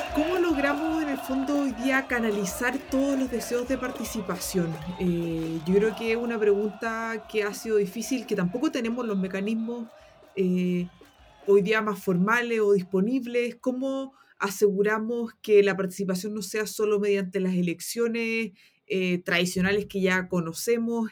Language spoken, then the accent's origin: Spanish; Antofagasta, Chile; moved away as an adult; now in Santiago, Chile; yo soy una antofagastina que quería estudiar una carrera en las ciencias sociales y en Antofagasta eso no es posible.